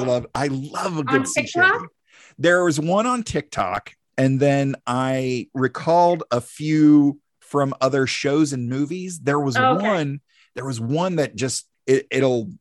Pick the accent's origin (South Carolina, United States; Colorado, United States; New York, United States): South Carolina, United States; Greer; also born or lived in Taylors, South Carolina; We stayed there on Ike's Road in Taylor, South Carolina until I was eight. And then that's when we moved out to Greer.